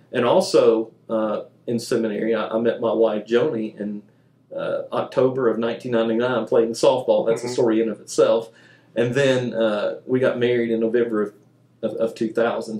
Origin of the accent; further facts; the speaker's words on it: Mobile, Alabama, United States; I grew up in Mobile, Alabama.